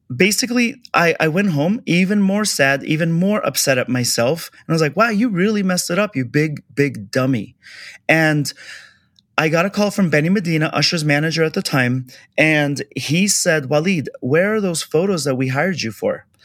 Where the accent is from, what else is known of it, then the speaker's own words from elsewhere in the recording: Kabul, Afghanistan; also born or lived in Orange County, California; now in Los Angeles, United States; I'm a refugee from Afghanistan. So we were invaded by USSR and that's that war. So we escaped and um, ended up in this is like probably the biggest jump, but from Afghanistan war zone down to Orange County